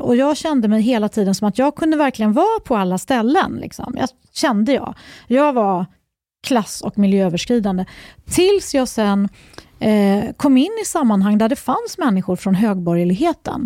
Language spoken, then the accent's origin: Swedish; Uppsala, Uppsala County, Sweden; Jag är uppvuxen i Uppsala